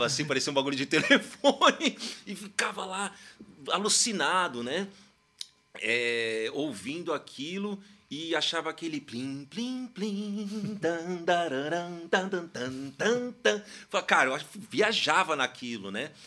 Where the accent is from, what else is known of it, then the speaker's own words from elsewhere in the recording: Uberlândia, Minas Gerais, Brazil; moved away as an adult; also born or lived in Santos, São Paulo; now in São Paulo, Brazil; Eu sou mineiro, como o Will bem comentou aqui, do Triângulo Mineiro de Uberlândia